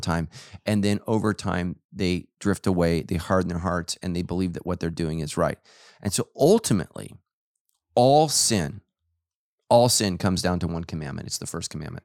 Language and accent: English; Sacramento, California, United States; I grew up in Sacramento